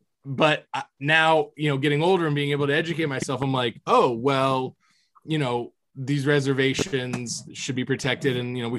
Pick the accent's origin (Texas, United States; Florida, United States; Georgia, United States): Florida, United States; growing up in Florida